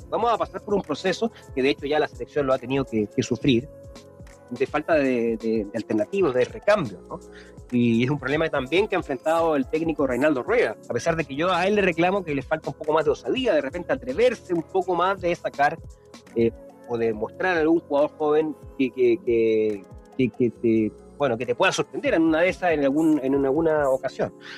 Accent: Chile; todos los que somos chilenos

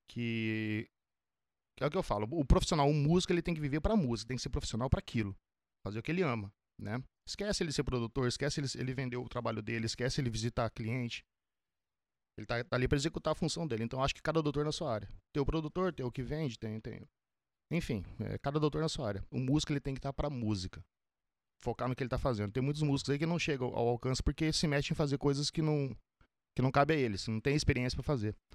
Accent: Paraná, Brazil; Paraná. Paraná. Curitiba? Norte do, norte do Paraná. Norte. Curitiba é sul.

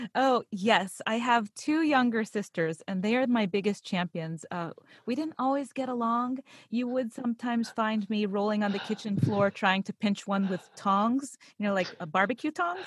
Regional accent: Pittsburgh, Pennsylvania, United States; I actually grew up in Pittsburgh, Pennsylvania.

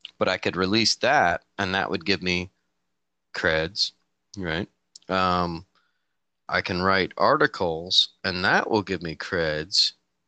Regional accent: Petaluma, California, United States; Petaluma, California.

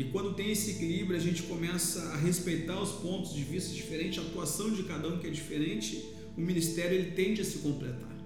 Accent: Pelotas, Rio Grande do Sul, Brazil; eu sou natural de Pelotas, Rio Grande do Sul

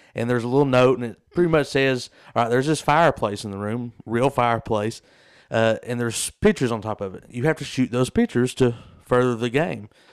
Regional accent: Southeast Kentucky, United States; we're from Southeast Kentucky

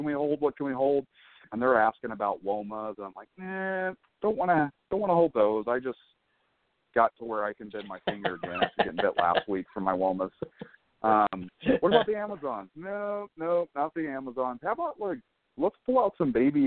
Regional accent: Florida, United States; moved away as an adult; now in California, United States; I'm an East Coaster, brother. I'm from Florida. I've only been out in California for 4 or 5 years

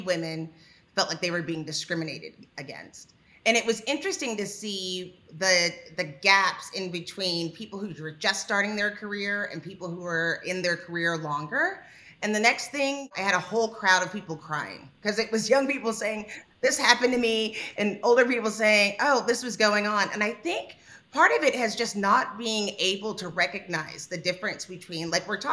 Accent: Texas, United States; I'm a Texan.

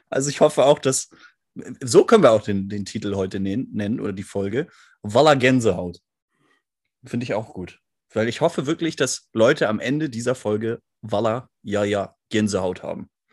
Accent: Northern Germany, Germany; also born or lived in Hamburg; als Norddeutscher

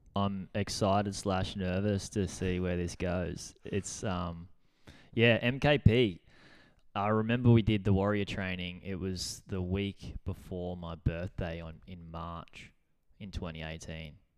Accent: Gold Coast, Queensland, Australia; living in Burley on the Gold Coast, we moved up when I was, like, our family moved up when we were ten

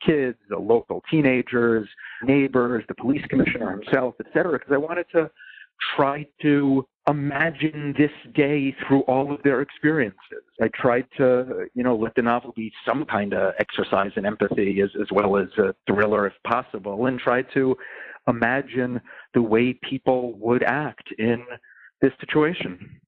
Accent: New York City, New York, United States; I grew up in New York City

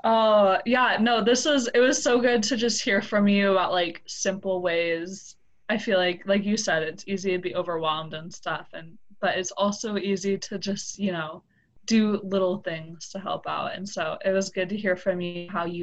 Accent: Seattle, Washington, United States; I'm from Seattle

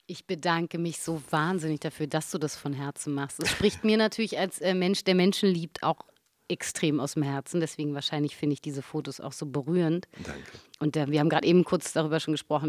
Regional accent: Berlin, Germany; so wie ich Urberliner

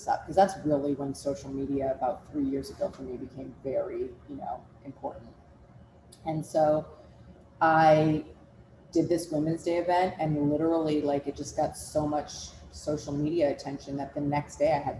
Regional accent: Minnesota, United States; We grew up in Minnesota together, and we've just known each other forever.

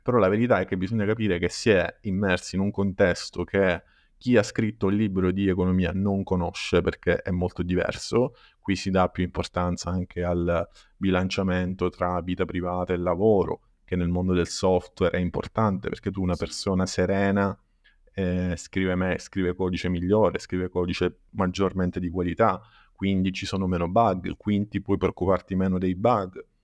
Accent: Paternò, Sicily, Italy; Io in realtà sono di Paternò, che è in provincia di Catania

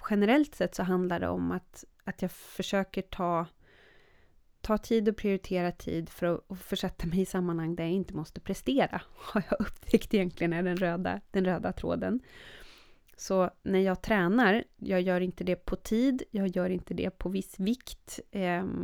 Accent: Sweden; also born or lived in Norway; dubbelt medborgarskap, jag är svensk och norsk.

